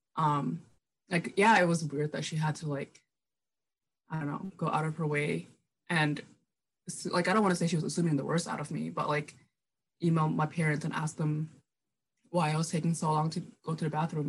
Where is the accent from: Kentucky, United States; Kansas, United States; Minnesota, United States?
Minnesota, United States; Minneapolis; also born or lived in Indonesia / Germany; I grew up in Minneapolis